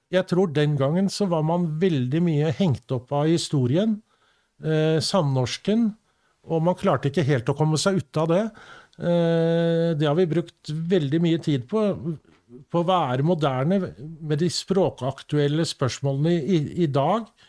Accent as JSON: {"language": "Norwegian", "town": "Sandefjord", "region": "Vestfold", "country": "Norway", "tie": "born or raised there", "said": "I Sandefjord hjembyen min"}